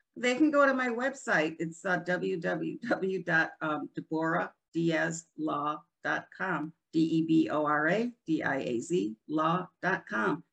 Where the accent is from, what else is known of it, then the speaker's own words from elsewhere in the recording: Rochester, New York, United States; moved away as an adult; also born or lived in Florida; now in New Port Richey, United States; I'm originally from Rochester, New York